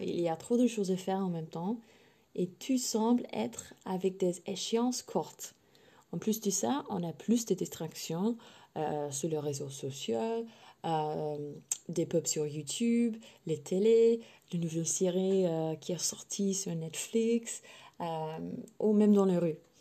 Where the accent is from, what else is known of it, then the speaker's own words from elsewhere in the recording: England, United Kingdom; French is a second language; je suis anglaise à la base évidemment